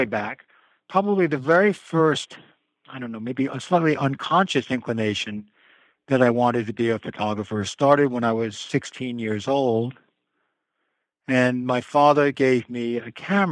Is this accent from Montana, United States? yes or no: no; New York City, New York, United States; I'm a New Yorker, and so I was home in Manhattan